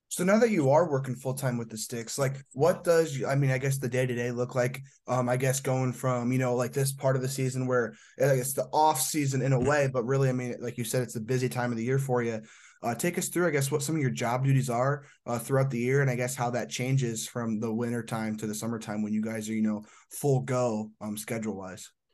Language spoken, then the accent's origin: English; Indiana, United States; I'm from Indiana